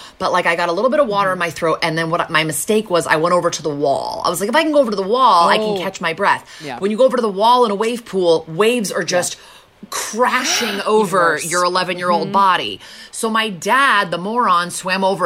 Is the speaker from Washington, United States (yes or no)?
no; Connecticut, United States; I grew up in Connecticut, so it was close enough for my parents to drive us